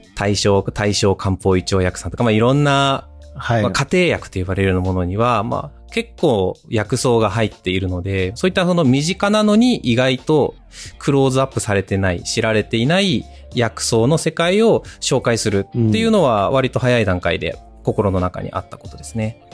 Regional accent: Hokkaido, Japan; moved away as an adult; 生まれ故郷の北海道に

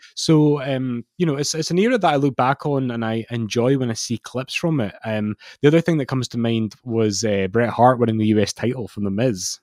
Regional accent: Scotland, United Kingdom; I'm Scottish

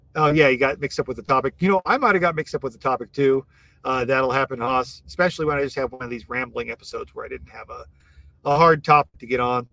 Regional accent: Iowa, United States; now in Texas, United States; growing up in Iowa

